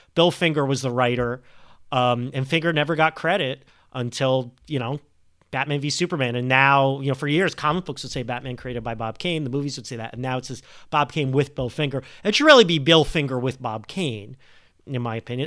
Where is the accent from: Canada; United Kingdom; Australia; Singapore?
Canada; Montreal, Quebec; now in United States; I'm a sleeper agent from, from Montreal.